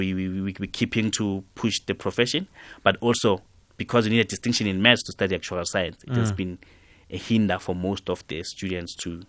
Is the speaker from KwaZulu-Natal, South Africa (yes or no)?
no; Katlehong, Gauteng, South Africa; At my school, Mponseng Secondary School, I'm from Katlehong